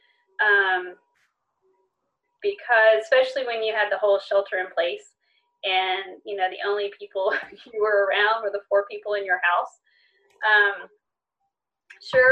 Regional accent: near Lake Oconee, Georgia, United States; moved away; I went to my hometown. It's a very small place near Lake Oconee. I grew up in the country

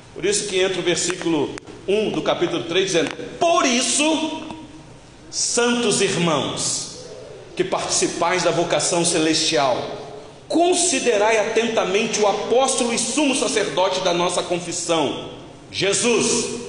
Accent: Rio de Janeiro, Brazil; moved away; Eu sou natural do estado do Rio de Janeiro

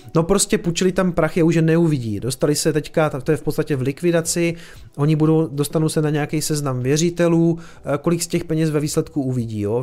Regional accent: Prostějov, Olomouc Region, Czechia; jsem hloupý omezenec z Prostějova

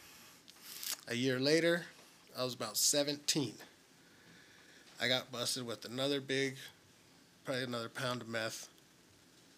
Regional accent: Tempe, Arizona, United States; also born or lived in Guaymas, Sonora, Mexico; I grew up in Tempe, Arizona, and in Mexico, in Sonora

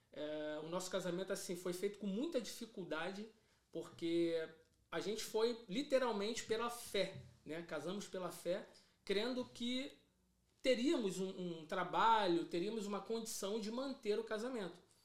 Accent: Rio de Janeiro, Brazil; eu sou cria, né? Que a gente costuma dizer cria de Bangu, do Rio da Prata de Bangu

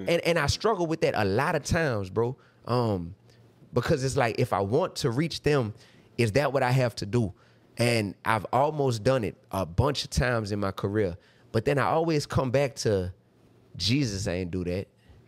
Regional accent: New Orleans, Louisiana, United States; But I'm from New Orleans, Louisiana, bro.

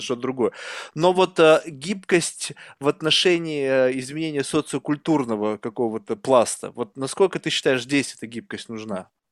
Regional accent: Russia; now in United States; Я вырос в России, многонациональная страна. Я вообще не знал, что такое расизм до того, пока я не переехал в Америку

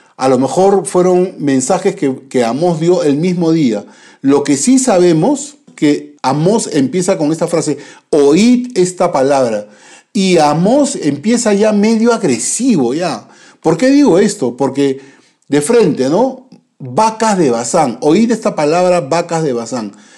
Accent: Peru; nosotros como, como peruanos

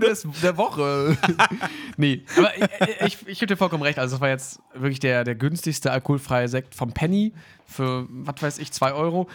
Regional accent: Hanover, Lower Saxony, Germany; ich bin ja in Hannover aufgewachsen

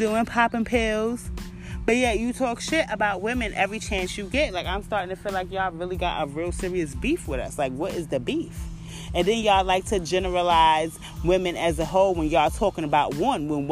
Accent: New York City, New York, United States; my hometown, Brooklyn

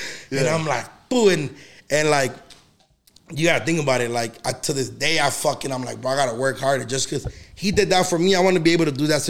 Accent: United States; I was born in the United States

